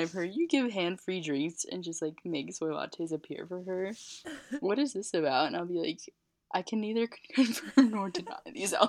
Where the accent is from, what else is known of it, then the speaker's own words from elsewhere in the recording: Michigan, United States; we're from Michigan, so we can kind of deal with it